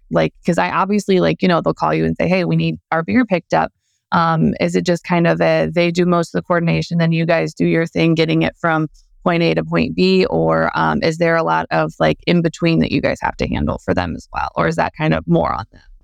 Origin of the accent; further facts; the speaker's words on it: St. Louis, Missouri, United States; growing up in Saint Louis